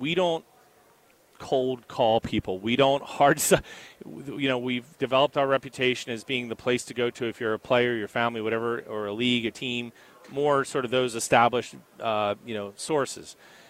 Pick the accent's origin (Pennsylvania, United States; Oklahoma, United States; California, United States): Pennsylvania, United States; Philadelphia; We're from Philly, so first of all, we know who's going to win the game.